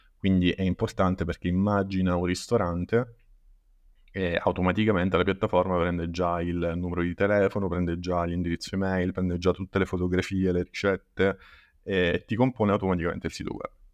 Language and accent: Italian; Paternò, Sicily, Italy; Io in realtà sono di Paternò, che è in provincia di Catania